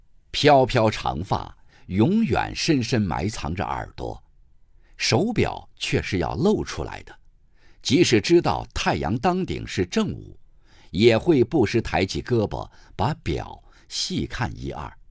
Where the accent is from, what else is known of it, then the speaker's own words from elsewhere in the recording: Zhen'an, Shaanxi, China; 当我在西安以南的大山深处镇安县出生时，其实距离县城还很远。那里许多人甚至一辈子都没进过城。我的出生地是松柏乡。那时叫松柏公社，父亲在那里当公务员。